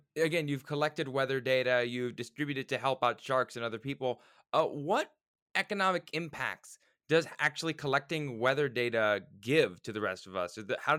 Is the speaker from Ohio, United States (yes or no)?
no; Florida, United States; I'm from Florida